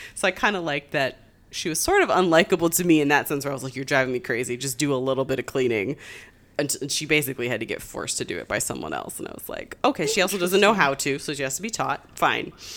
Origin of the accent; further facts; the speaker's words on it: Springfield, Massachusetts, United States; I grew up in Springfield